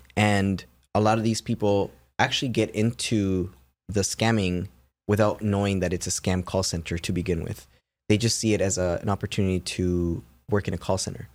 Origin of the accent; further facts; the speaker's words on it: Toronto, Ontario, Canada; I'm from Toronto.